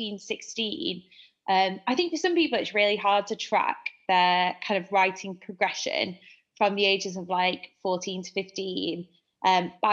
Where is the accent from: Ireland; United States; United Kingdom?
United Kingdom; Manchester, North West England; accent: Manchester; also born or lived in France; I'm a journalist and a copywriter based in, if you can't tell by my accent, Manchester.